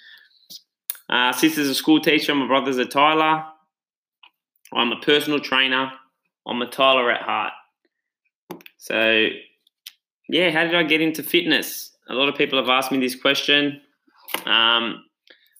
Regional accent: Australia; I'm Italian background. I was born in Australia

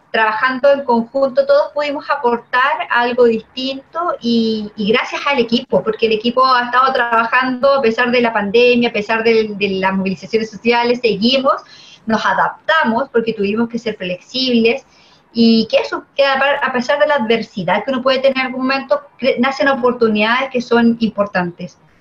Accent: Chile; como chilenos

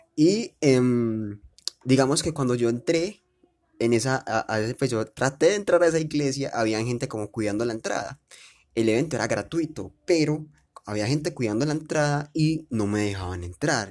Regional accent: Medellín, Antioquia, Colombia; yo soy de Medellín

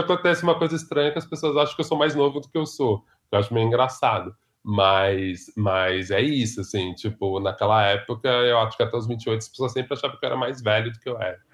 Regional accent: São Paulo, Brazil; Cresci em Ipiranga, mais precisamente na Vila das Mentes seis.

